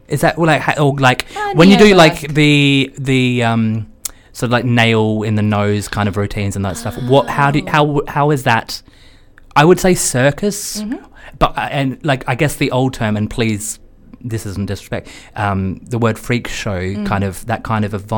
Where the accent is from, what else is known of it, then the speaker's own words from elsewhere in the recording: Australia; I'm from Australia and I'm from a very liberal family